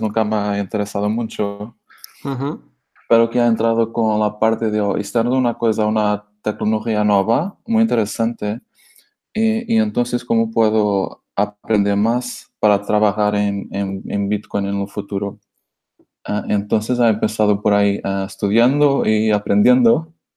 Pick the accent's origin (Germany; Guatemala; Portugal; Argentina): Portugal; Spanish is a second language; moved away as an adult; now in Barcelona, Spain; soy portugués, que vivo en España, en Barcelona, hace, hace cuatro años ya